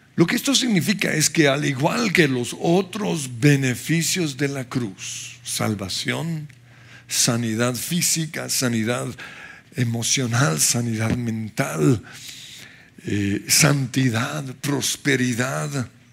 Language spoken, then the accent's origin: Spanish; Colombia